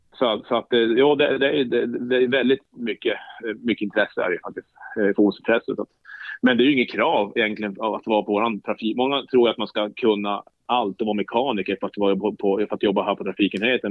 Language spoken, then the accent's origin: Swedish; Jokkmokk, Norrbotten County, Sweden; moved away; also born or lived in Eskilstuna; uppvuxen i Jokkmokk